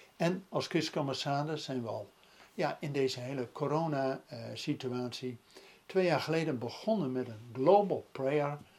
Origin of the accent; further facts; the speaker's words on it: Netherlands; ook als Nederlanders